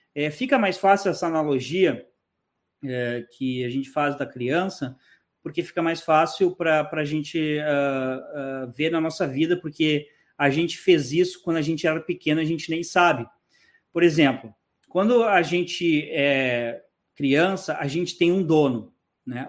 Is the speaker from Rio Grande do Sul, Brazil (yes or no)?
yes; Porto Alegre, Rio Grande do Sul, Brazil; moved away as an adult; also born or lived in Florida; now in Panama; eu sou gaúcho, eu sou de Porto Alegre